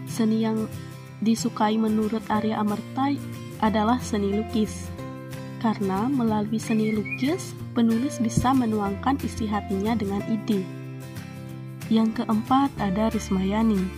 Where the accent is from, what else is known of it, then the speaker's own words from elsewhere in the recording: Bali, Indonesia; Jujur, saya orang Bali perempuan, saya tidak bisa menari.